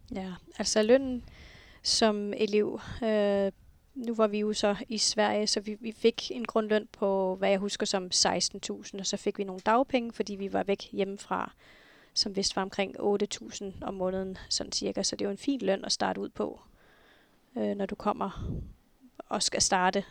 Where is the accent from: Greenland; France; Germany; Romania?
Greenland; Nuuk, Sermersooq; født og opvokset her i Nuuk